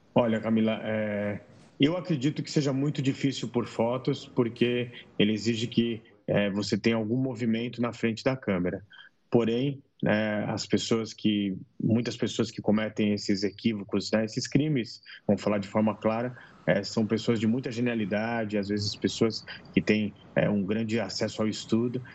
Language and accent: Portuguese; Brazil; como brasileiro